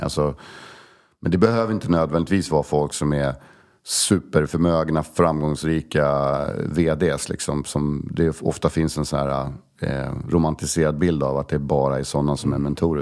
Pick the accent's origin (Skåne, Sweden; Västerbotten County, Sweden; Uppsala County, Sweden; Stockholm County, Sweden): Stockholm County, Sweden; Stockholm; also born or lived in Koster, west coast of Sweden (summers); Södermalm, absolut, jag är ju uppväxt där.